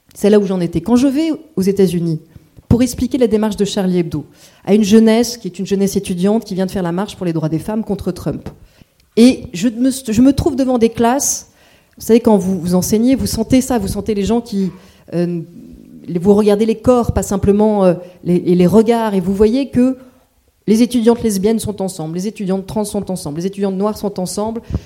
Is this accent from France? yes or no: yes; France; je suis française